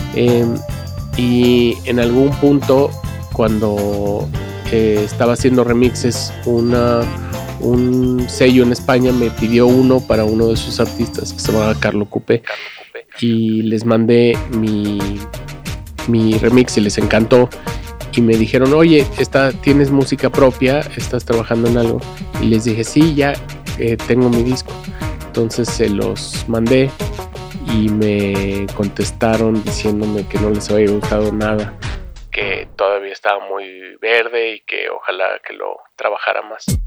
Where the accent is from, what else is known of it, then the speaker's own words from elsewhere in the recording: Mexico City, Mexico; yo vengo de Coyoacán, de un pueblo adentro de Coyoacán que se llama San Lucas